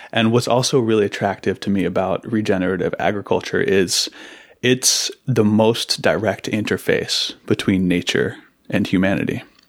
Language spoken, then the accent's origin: English; Seattle, Washington, United States; also born or lived in Massachusetts; I grew up in Seattle.